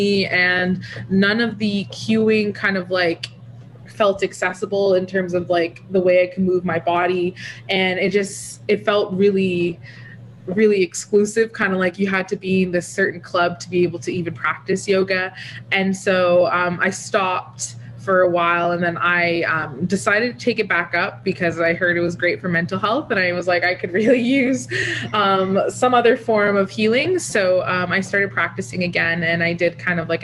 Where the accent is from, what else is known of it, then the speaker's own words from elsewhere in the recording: Toronto, Ontario, Canada; also born or lived in Ottawa; I grew up in the Scarborough part of Toronto